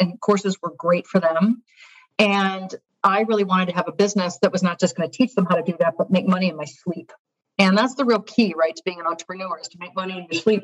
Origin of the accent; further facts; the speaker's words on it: just outside of Detroit, Michigan, United States; moved away as an adult; also born or lived in Chicago; now in New York, United States; I grew up in Michigan